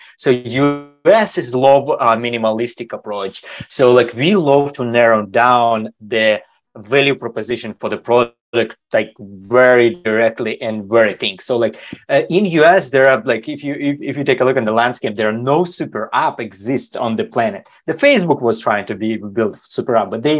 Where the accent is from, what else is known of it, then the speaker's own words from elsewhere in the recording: Germany; also born or lived in Sweden / Switzerland / China; now in United States; I grew up in Germany, and then I live a couple of years in Sweden. I live in Switzerland for more than a decade. Now I'm living in basically in America